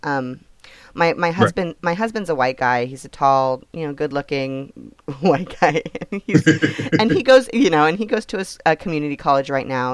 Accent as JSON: {"language": "English", "region": "California", "country": "United States", "said": "I'm from California"}